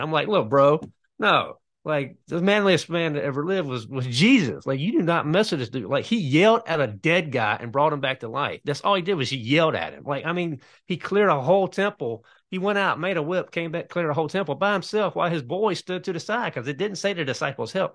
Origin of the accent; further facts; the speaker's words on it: North Carolina, United States; I am from North Carolina